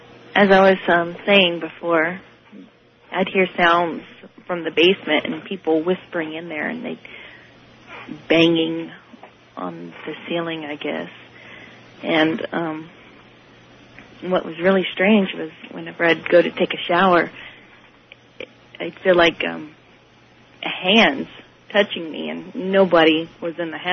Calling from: Washington, United States; I'm from Washington.

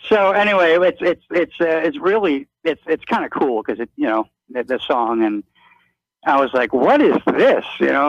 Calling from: Virginia, United States; from Virginia.

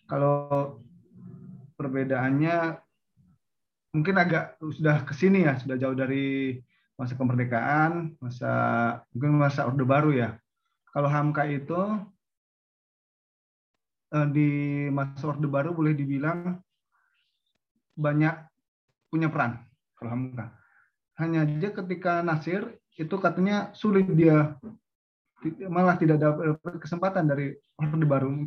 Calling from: Depok, West Java, Indonesia; Uh, jadi saya dari Depok ini ingin bertanya ke Pak uh, ke Ustadz, Ustadz Rizky.

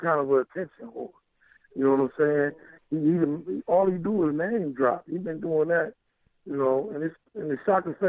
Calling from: Ohio, United States; I'm calling from Ohio.

